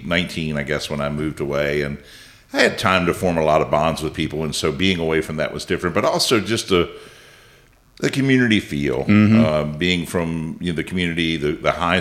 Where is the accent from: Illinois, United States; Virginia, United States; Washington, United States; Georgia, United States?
Virginia, United States; Winchester; born and raised in Frederick County, but lived in the Winchester area my whole life, for the most part